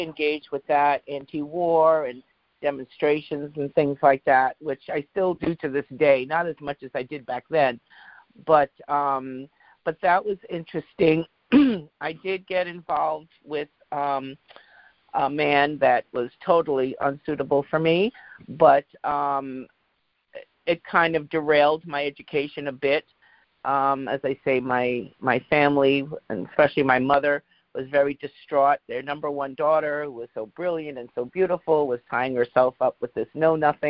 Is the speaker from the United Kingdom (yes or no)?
yes; England, United Kingdom; growing up in England, I know quite a few English people